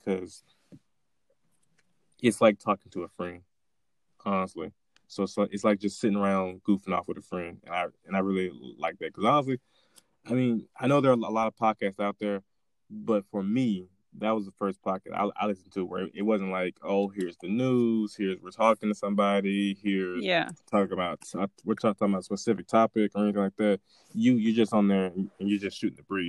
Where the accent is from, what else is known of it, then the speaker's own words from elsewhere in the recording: Winfield, Louisiana, United States; I am from Winfield, Louisiana.